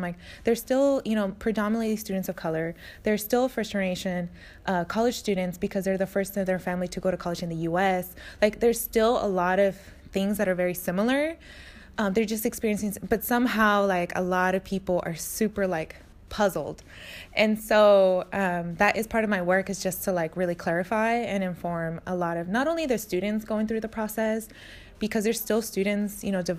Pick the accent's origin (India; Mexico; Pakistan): Mexico; now in United States; particularly because I came here from Mexico, and like Mexico and U.S. relations